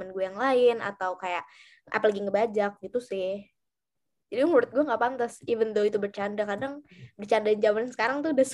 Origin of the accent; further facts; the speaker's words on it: Java, Indonesia; kebetulan gue orang Jawa kental gitu ya.